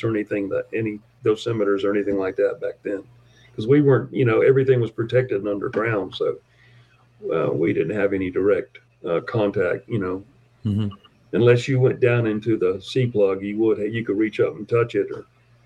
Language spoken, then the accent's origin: English; Tampa, Florida, United States; now in South Dakota, United States; I'm from Tampa, Florida